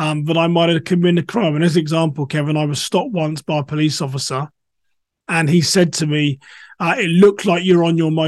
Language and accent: English; England, United Kingdom; moved away as an adult; now in United States; I'm a black English person living in America.